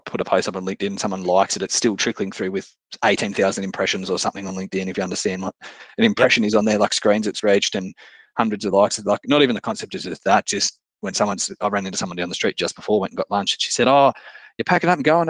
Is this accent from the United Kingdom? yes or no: no; Dubbo, New South Wales, Australia; I'm coming from Wiradjuri land here, Dubbo, Western New South Wales